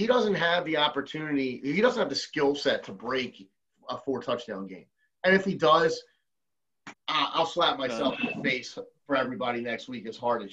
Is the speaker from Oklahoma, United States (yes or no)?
no; Philadelphia, Pennsylvania, United States; We're all from Philly